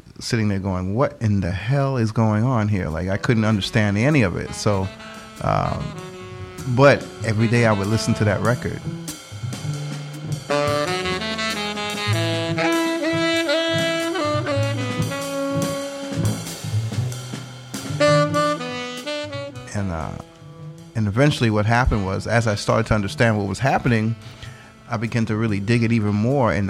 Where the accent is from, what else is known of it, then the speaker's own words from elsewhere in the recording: New York City, New York, United States; my family's from the Caribbean. I grew up in New York City